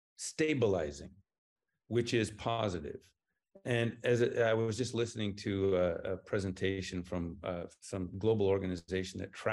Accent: Papua New Guinea; accent: American; moved away; also born or lived in United States; I was raised in Papua New Guinea, and then I was sent to the U.S. to become educated and civilized. Jury's still out on both. And along the way, I picked up an American accent.

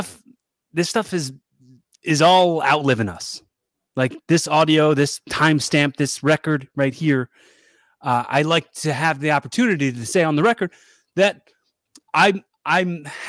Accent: Philadelphia, Pennsylvania, United States; I'm from Philly

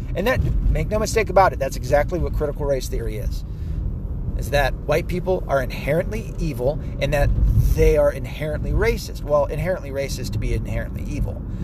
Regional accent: the South, United States; as a Southerner

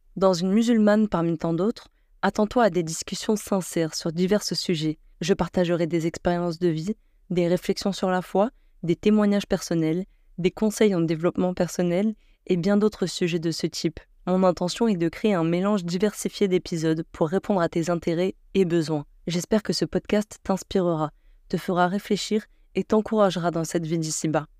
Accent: Algeria; j'ai 21 ans et je suis algérienne.

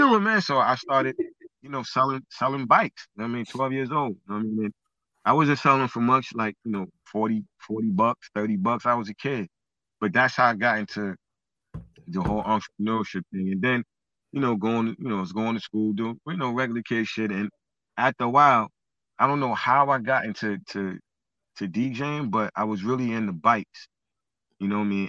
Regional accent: New York City, New York, United States; I'm originally from Brooklyn, born and raised

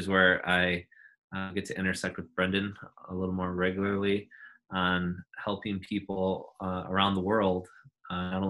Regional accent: Grand Rapids, Michigan, United States; moved away as an adult; now in California, United States; I grew up in Grand Rapids, Michigan

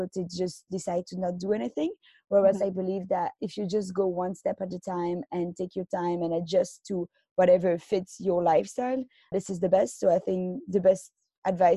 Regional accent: Belgium; now in Tokyo, Japan; I come from Belgium and right now I'm living in Tokyo.

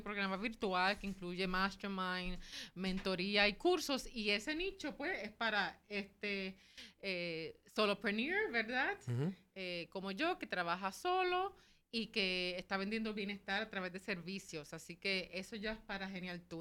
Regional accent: Puerto Rico; soy boricua también, aquí estamos desde San Juan

